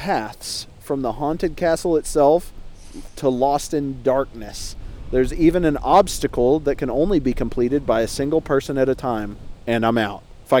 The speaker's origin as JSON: {"language": "English", "region": "Oklahoma", "country": "United States", "tie": "born or raised there", "said": "Oklahoma, it's the Trail of Fear. It's my home state."}